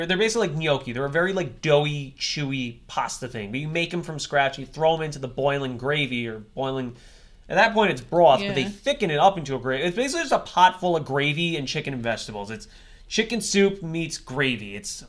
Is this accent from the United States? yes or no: yes; Texas, United States; I'm from Texas. Don't you understand me?